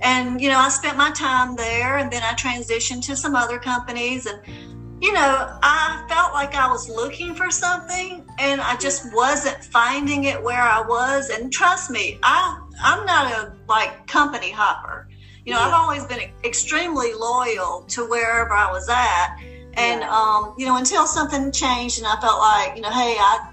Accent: South Carolina, United States; now in Charleston, United States; I'm born and raised in South Carolina, and I moved to Charleston 8 years ago

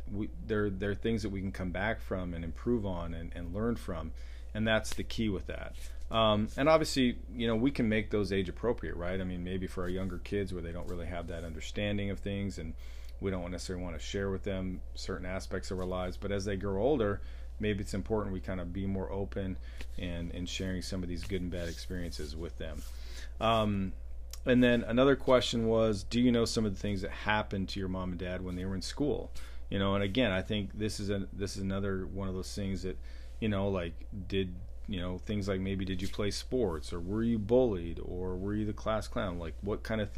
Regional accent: Glenwood, Alberta, Canada; growing up in Glenwood, small town, we lived close to Indian reservation

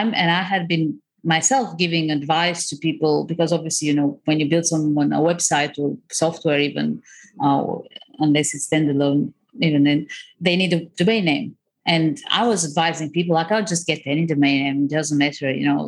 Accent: Crimea, Ukraine; moved away; also born or lived in Bulgaria; I was born in Ukraine, in the Crimea. I grew up between the Crimea and Bulgaria. So kind of Eastern Europe, pretty what I find classic Eastern upbringing, which when I came to the West seemed like very exciting for everyone.

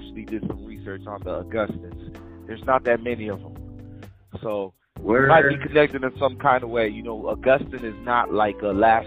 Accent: Cap-Haïtien, Nord, Haiti; I was born in Haiti too. I'm from Cap-Haïtien.

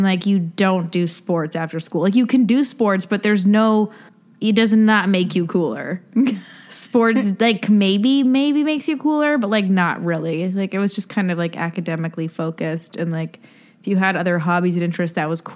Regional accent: Ontario, Canada; Grew up in Ontario and like an hour or 2 hours outside of Toronto

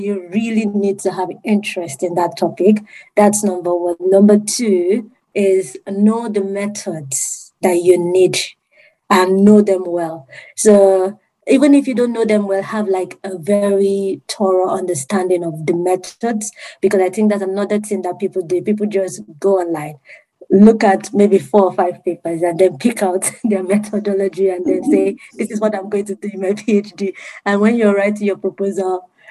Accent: Nigeria; moved away as an adult; also born or lived in United Kingdom; I'm from Nigeria. And then I had to move to the UK.

